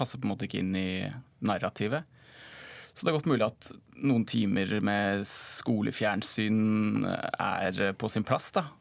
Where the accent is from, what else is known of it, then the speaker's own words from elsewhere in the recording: Norway; Som nordmann da, eller fra et norsk perspektiv